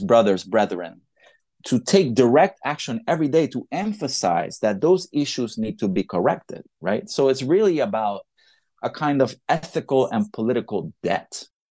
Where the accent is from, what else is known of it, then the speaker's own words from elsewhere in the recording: Puerto Rico; I'm from Puerto Rico, I'm very much Latino.